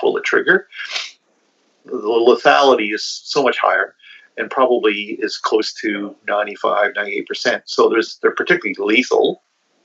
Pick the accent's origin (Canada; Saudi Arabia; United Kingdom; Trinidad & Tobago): Canada; also born or lived in Perth, Ontario; as a Canadian culture, we have lots of guns in our country